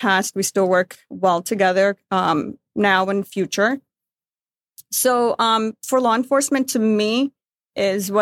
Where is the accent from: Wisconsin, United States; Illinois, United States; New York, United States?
Illinois, United States; Chicago; I'm first generation, born and raised in Chicago